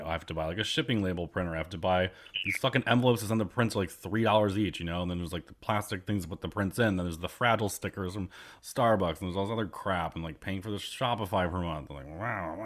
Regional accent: Elmira, New York, United States; moved away; my hometown Elmira

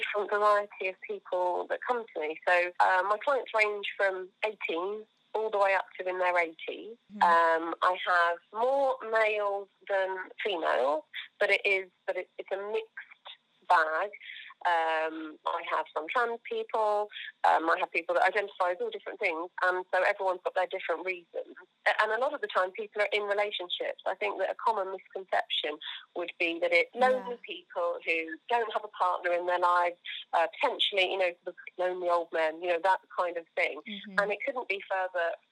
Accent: Surrey, South East England, United Kingdom; now in Coventry, United Kingdom; I am from Surrey

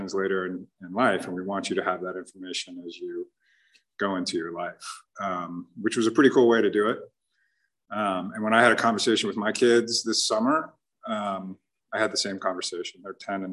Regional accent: South Orange County, California, United States; I was born and raised here in South Orange County

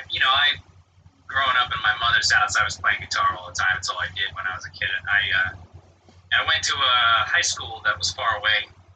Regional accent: Long Island, New York, United States; I grew up on Long Island, which is, would be like, if I would like, is, Long Island is to Manhattan what Essex is to London.

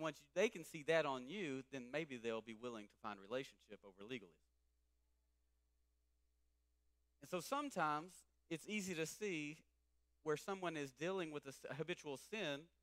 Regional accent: East Texas, United States; I'm from East Texas

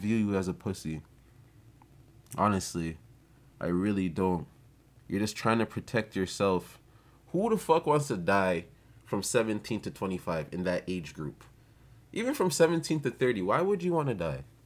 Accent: Jamaica; I'm not gonna blame it on being Jamaican, but I'm gonna blame it on being Ja-, Jamaican

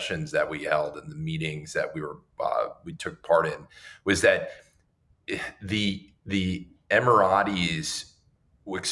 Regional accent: United States; as an American Jew

